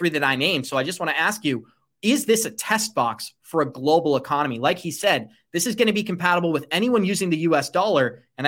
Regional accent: United States; as an American

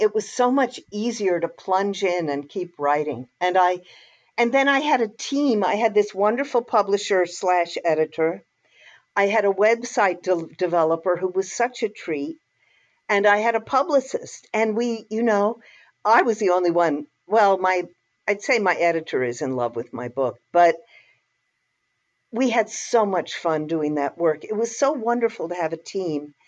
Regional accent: United States; I'm an American

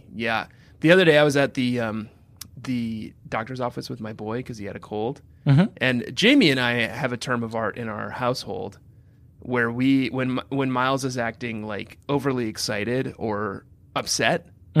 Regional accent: Midwest, United States; And I'm Midwestern and also just like.

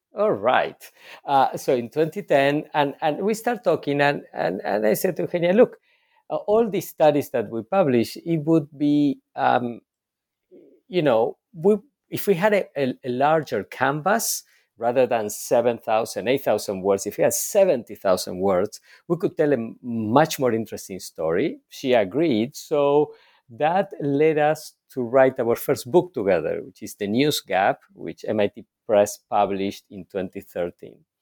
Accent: Argentina; moved away; I was born and raised in Argentina

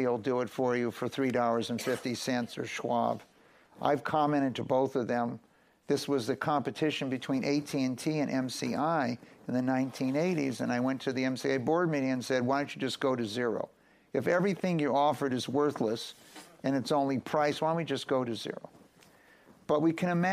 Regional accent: Los Angeles, California, United States; moved away as an adult; also born or lived in Philadelphia; I grew up in Los Angeles

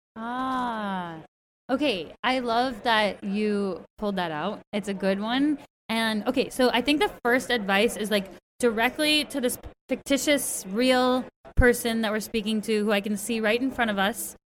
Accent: Berkeley, California, United States; I'm from the Bay Area where you live. I was born at the same hospital that your children were born at, Alta Bates

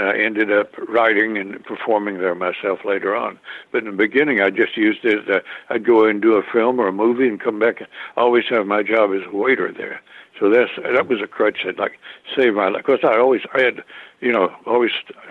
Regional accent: Carthage, Tennessee, United States; now in California, United States; I grew up in the South eating fried food

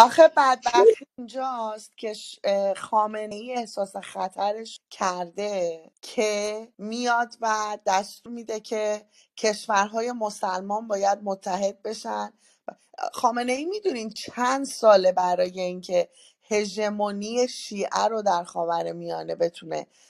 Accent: Sari, Mazandaran, Iran; شهر من بود شهر ساری

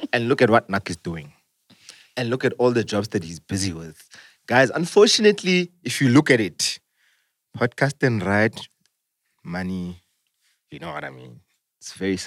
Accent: South Africa; being South African

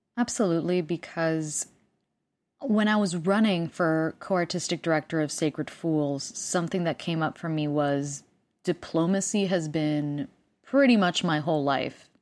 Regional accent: Puerto Rico; first language Spanish; English is a second language; moved away; I speak two languages 'cause I'm from Puerto Rico and Spanish is my first language

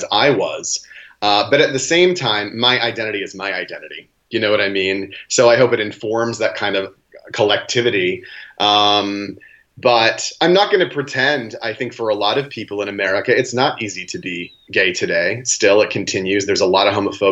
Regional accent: Maine, United States; now in New York City, United States; But I grew up in Maine on a farm

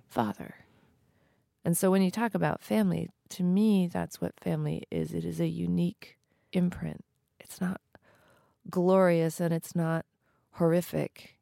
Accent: New Mexico, United States; I grew up East Indian in New Mexico

